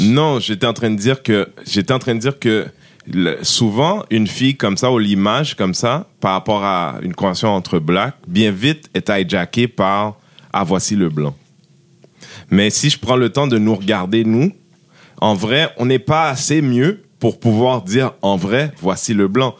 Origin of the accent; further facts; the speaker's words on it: Haiti; moi je suis haïtien